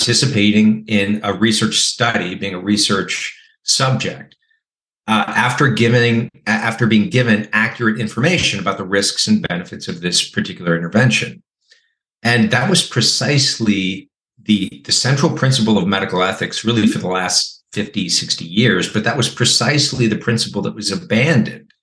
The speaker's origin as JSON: {"language": "English", "region": "California", "country": "United States", "tie": "born or raised there", "said": "my home state of California"}